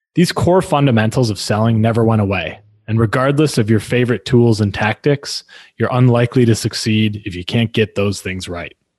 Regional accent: Milwaukee, Wisconsin, United States; moved away as an adult; now in St. Louis, United States; I've now spent half my life in in St. Louis. I grew up in in Milwaukee

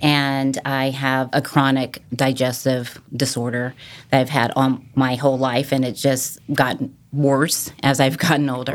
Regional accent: Massachusetts, United States; moved away as an adult; also born or lived in California / Norfolk, Virginia / Virginia Beach, Virginia; now in Duck, United States; I grew up originally in Massachusetts

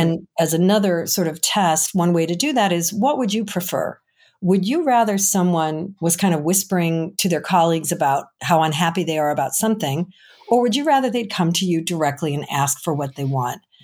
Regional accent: Chicago, Illinois, United States; I'm from Chicago

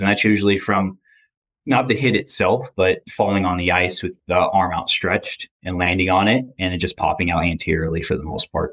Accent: Michigan, United States; also born or lived in Grand Rapids, Michigan; now in Boston, United States; I'm from Grand Rapids, Michigan. At least that's where I went to college. I'm from Michigan area

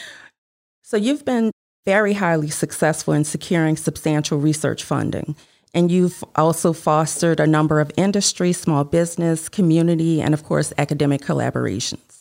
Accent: New Orleans, Louisiana, United States; growing up in New Orleans in the eighties and nineties

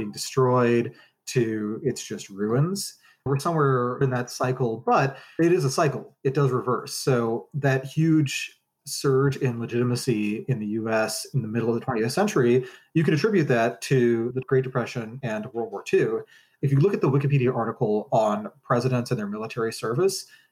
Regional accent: United States; as an American

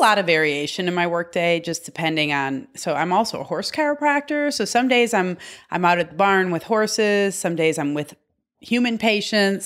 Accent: Michigan, United States; I'm from Michigan

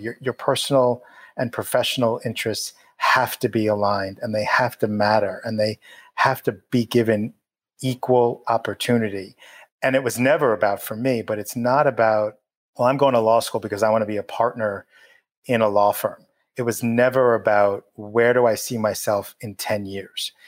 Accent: Long Island, New York, United States; I grew up in New York, in Long Island, born and bred

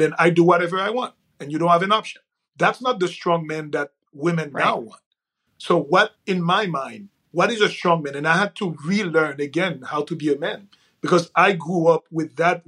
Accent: Haiti; moved away; I'm from Haiti originally.

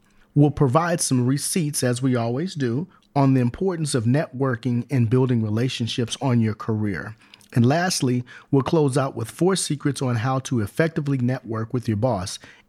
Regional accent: Los Angeles, California, United States; I grew up in Southern California. I grew up in L.A.

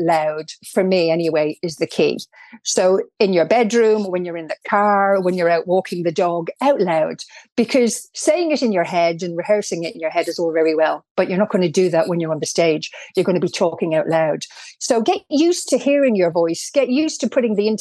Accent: Ireland; accent: Irish; I couldn't believe I sounded as Irish.

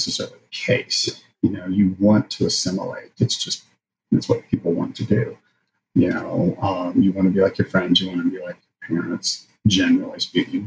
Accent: rural area outside of Lexington, Kentucky, United States; we moved to a rural area outside of Lexington. And so I grew up in a rural area

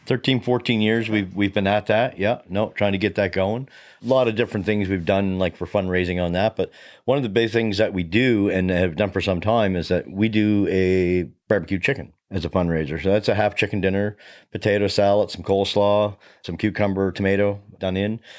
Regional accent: Hubbards, Nova Scotia, Canada; moved away as an adult; also born or lived in Chester, Nova Scotia; now in Middleton, Canada; I come from the South Shore, so here in the Valley, I'm one of those from away guys although I've been here 23, 24 years, I spent a lot of time around growing up around uh, Hubbard's and Black Point fire departments

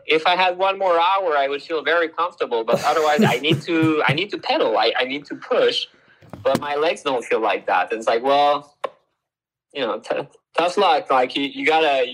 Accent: Canada; moved away; I'm originally from Canada

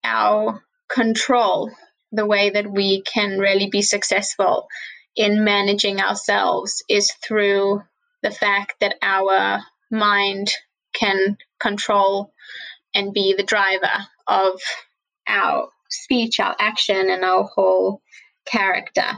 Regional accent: Johannesburg, Gauteng, South Africa; now in Crown Heights, United States; I grew up in Johannesburg, South Africa. I currently live in Crown Heights.

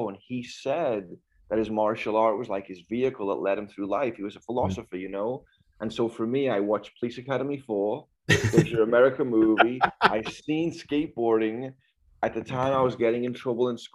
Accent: Liverpool, North West England, United Kingdom; moved away as an adult; now in United States; born and raised Liverpool, England.

